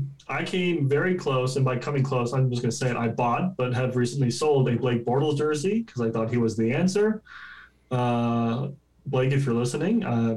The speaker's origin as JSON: {"language": "English", "country": "Canada"}